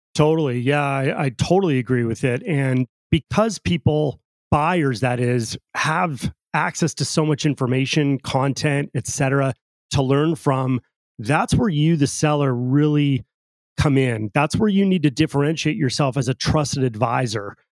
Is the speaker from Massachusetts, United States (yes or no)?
no; Pacifica, California, United States; I grew up in Pacifica, California, right on the coast uh, in Northern California